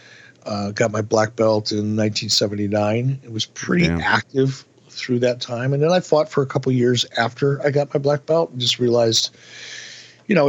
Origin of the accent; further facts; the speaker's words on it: Detroit, Michigan, United States; moved away; When I was a kid growing up in Detroit